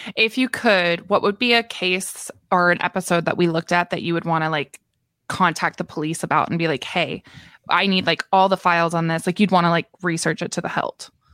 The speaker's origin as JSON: {"language": "English", "region": "Maritime provinces", "country": "Canada", "tie": "born or raised there", "moved": "yes", "said": "even though I'm from Maritime Canada"}